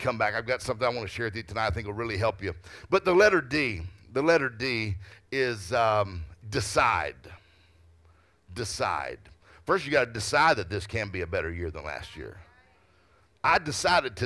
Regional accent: Mississippi, United States; I'm from Mississippi

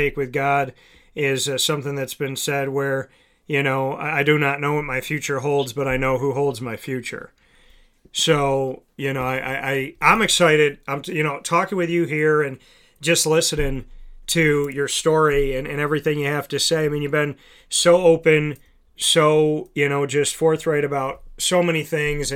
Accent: Syracuse, New York, United States; coming up to my hometown and getting to rep my hometown

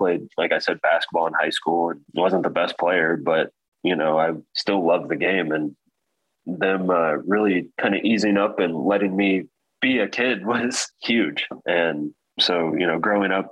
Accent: Marion, Indiana, United States; also born or lived in Kentucky; now in Fort Wayne, United States; We kind of moved back and forth from Kentucky, Indianapolis, back to like Marion, Indiana, but actually spent most of my years growing up in Marion, Indiana.

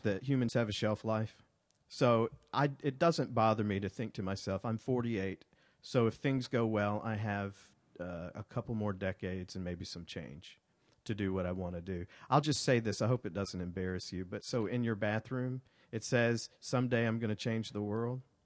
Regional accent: Montgomery, Alabama, United States; born or raised there; moved away as an adult; also born or lived in Birmingham, Alabama

